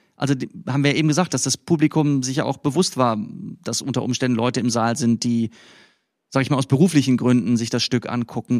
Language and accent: German; West Germany, Germany; ich hier als Wessi